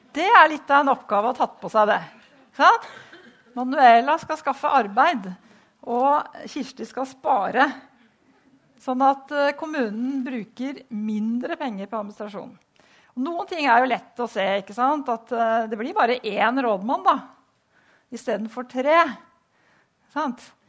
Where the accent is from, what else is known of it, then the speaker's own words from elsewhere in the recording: Vang, Innlandet, Norway; moved away; jeg kommer fra Vang, som ble slått sammen med Hamar.